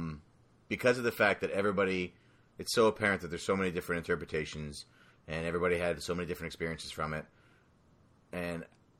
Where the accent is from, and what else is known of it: Canada